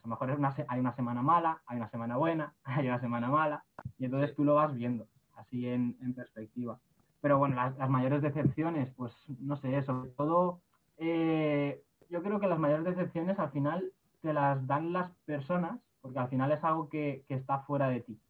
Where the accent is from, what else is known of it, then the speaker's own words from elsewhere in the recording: Villarreal, Valencian Community, Spain; yo soy de, de Villarreal